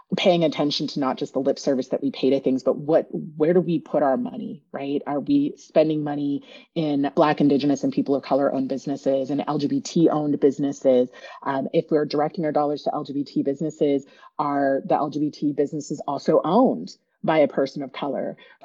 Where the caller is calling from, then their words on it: Oakland, California, United States; I am zooming in from Ohlone territory in the East Bay, Oakland, Berkeley area